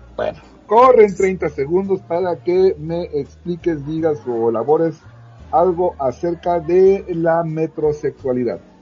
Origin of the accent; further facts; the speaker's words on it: Veracruz, Mexico; moved away; yo vivía en un pueblito de Veracruz donde llegaban los periódicos del día